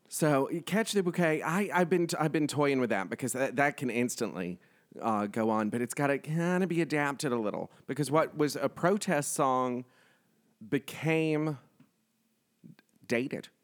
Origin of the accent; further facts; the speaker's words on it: the South, United States; I grew up in the South